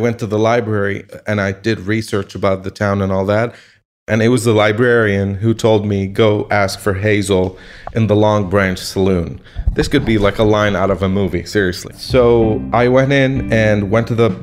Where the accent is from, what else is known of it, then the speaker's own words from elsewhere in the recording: Lebanon; I'm a photographer from Lebanon, the country in the Middle East